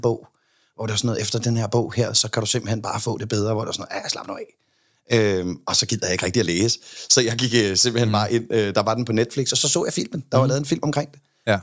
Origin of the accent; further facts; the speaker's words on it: Copenhagen, Capital Region of Denmark, Denmark; Jeg kommer fra Amager.